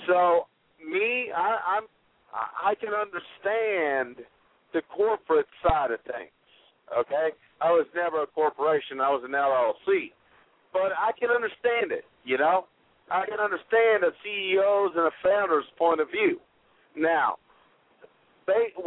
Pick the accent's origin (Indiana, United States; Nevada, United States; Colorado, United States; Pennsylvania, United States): Indiana, United States; Jasper; I'm from Jasper, Indiana, originally